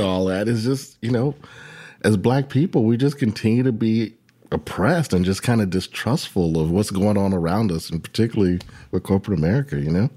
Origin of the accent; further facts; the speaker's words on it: Virginia, United States; my home state of Virginia